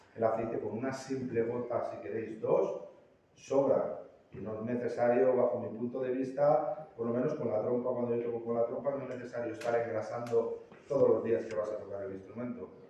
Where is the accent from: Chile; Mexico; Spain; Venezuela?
Spain; Valencia, Valencian Community; soy de Valencia